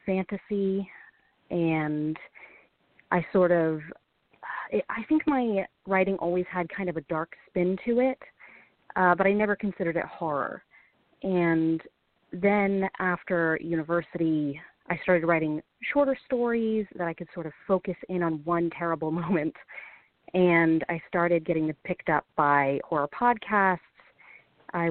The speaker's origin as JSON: {"language": "English", "region": "California", "country": "United States", "tie": "born or raised there", "said": "I grew up in California"}